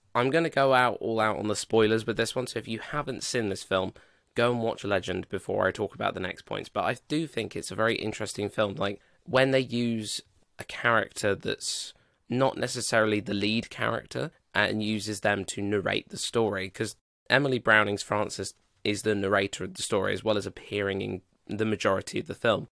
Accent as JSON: {"language": "English", "country": "United Kingdom"}